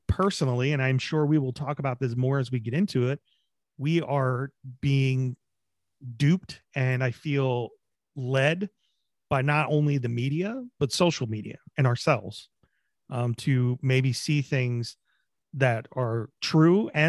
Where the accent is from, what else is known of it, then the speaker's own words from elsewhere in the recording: United States; as Americans